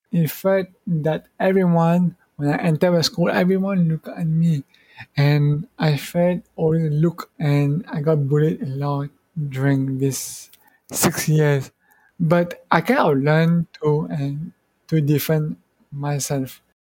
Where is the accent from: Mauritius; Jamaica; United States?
Mauritius; English is a second language; moved away as an adult; also born or lived in Malaysia / Australia; now in Taiwan; I'm from Mauritius.